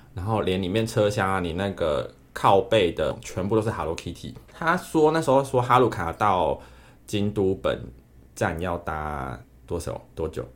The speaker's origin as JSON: {"language": "Chinese", "country": "Taiwan", "said": "你们从台湾来，我说对"}